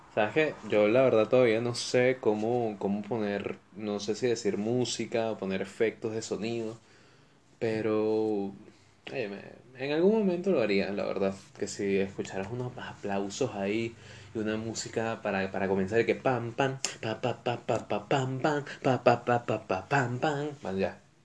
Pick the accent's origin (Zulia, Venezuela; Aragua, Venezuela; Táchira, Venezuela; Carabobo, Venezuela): Carabobo, Venezuela; Valencia; moved away; also born or lived in Caracas; Yo, yo soy de Caracas. Lo que pasa es que me llevaron a Valencia cuando, cuando yo era niño